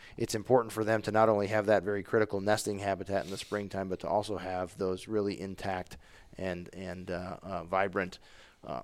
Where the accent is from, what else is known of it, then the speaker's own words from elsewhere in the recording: Wisconsin, United States; I mean, not having grown up in the West, I know that growing up in Wisconsin, it's not uncommon to go to your trailhead and there's however many other vehicles.